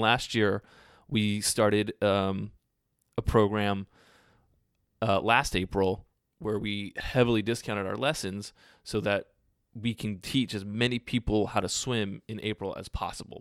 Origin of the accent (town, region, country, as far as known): United States